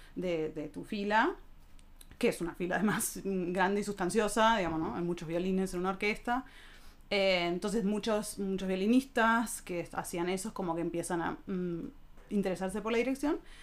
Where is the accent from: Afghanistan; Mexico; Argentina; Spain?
Argentina; moved away as an adult; now in Germany; soy argentina.